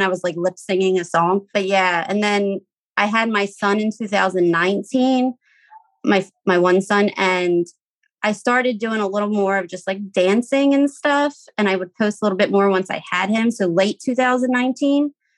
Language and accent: English; Philadelphia, Pennsylvania, United States; I am from Philadelphia, Pennsylvania.